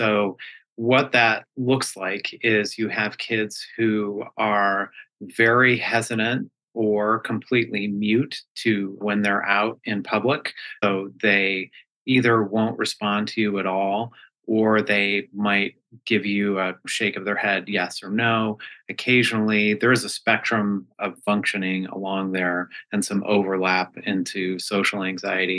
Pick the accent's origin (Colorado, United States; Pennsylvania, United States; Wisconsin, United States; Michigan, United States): Colorado, United States; moved away as an adult; also born or lived in New York City, United States; now in New Hampshire, United States; I'm originally from Colorado